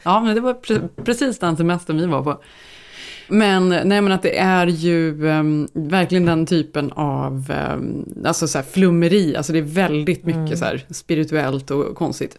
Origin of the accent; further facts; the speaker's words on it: Sweden; now in United States; vi som är svenskar